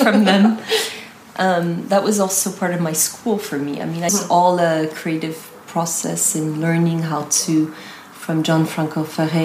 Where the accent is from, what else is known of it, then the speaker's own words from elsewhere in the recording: United States; also born or lived in Italy / France; now in Paris, France; I've lived in America, I was brought up in America and lived many years in Italy 15 years.